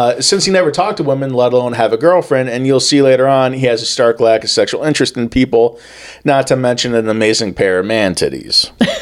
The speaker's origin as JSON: {"language": "English", "country": "United States", "said": "I'm American"}